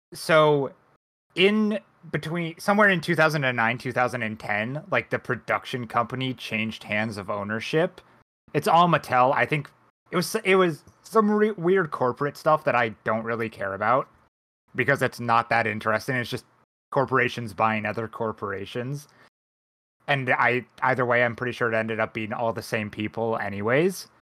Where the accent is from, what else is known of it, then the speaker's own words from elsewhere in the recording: United States; my American brain